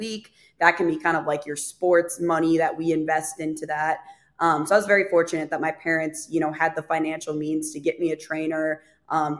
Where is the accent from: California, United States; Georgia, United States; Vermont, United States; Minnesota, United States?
Minnesota, United States; Fargo North Dakota area; now in Nashville, United States; I am originally from Minnesota, kind of Fargo, North Dakota area. I currently live in Nashville, Tennessee.